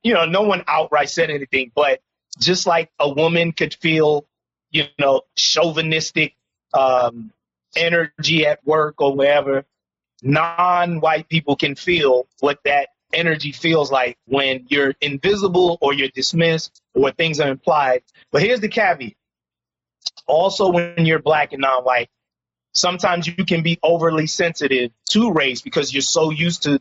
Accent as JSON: {"language": "English", "town": "New York City", "region": "New York", "country": "United States", "tie": "born or raised there", "said": "born and raised in Harlem, which is a uniquely black, socially conscious community."}